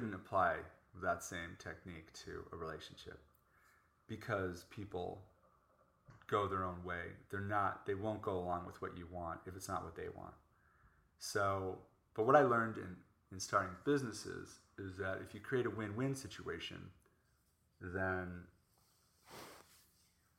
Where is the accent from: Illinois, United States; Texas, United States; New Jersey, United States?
Illinois, United States; Chicago; moved away as an adult; also born or lived in New York / Orange County; now in Los Angeles, United States; I grew up in Chicago and lived in New York.